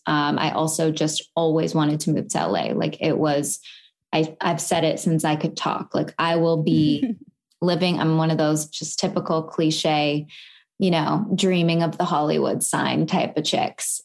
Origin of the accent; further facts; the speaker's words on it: Vancouver, British Columbia, Canada; moved away as an adult; now in United States; I am from Vancouver, Canada